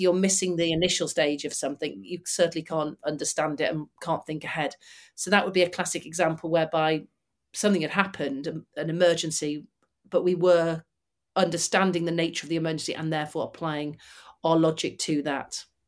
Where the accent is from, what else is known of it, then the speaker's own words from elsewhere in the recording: Manchester, North West England, United Kingdom; I'm from Manchester and grew up about twenty miles from them